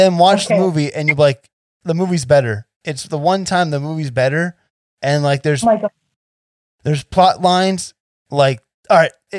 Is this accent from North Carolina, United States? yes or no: no; New Jersey, United States; now in Las Vegas, United States; I'm from Jersey originally.